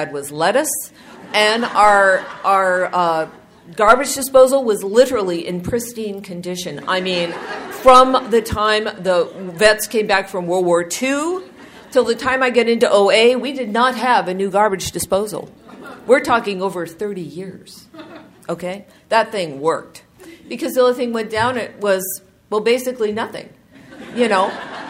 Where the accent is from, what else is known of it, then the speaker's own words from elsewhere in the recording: Southern California, United States; I'm from Southern California, and we would go to the beach every summer